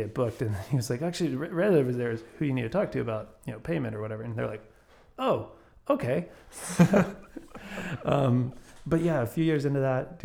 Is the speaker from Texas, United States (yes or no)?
yes; Grapevine, Texas, United States; I grew up in Grapevine.